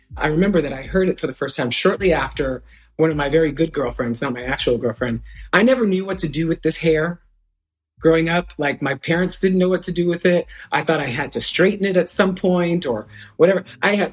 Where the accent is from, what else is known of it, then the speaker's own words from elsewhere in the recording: New York City, New York, United States; moved away; also born or lived in Inland Empire, California; I was born in New York City in Brooklyn. By the time I was in my teens, I was in California